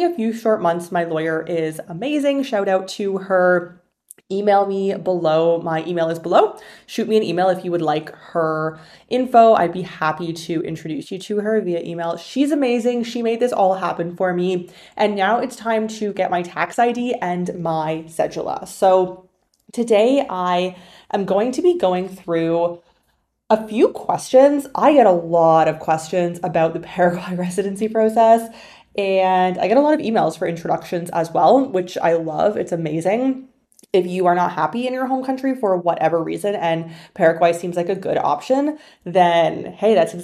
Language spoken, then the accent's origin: English; Canada; moved away; my home country of Canada